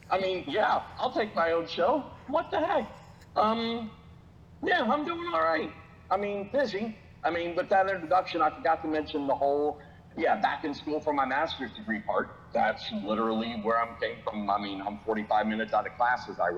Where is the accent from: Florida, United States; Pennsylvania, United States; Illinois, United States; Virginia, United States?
Florida, United States; Daytona Beach; moved away as an adult; now in Indiana, United States; I'm born and raised in Daytona Beach, Florida